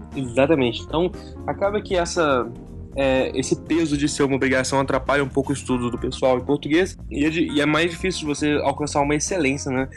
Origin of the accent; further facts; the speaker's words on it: Belo Horizonte, Minas Gerais, Brazil; moved away as an adult; now in São José dos Campos, Brazil; eu sou de Belo Horizonte, sou mineiro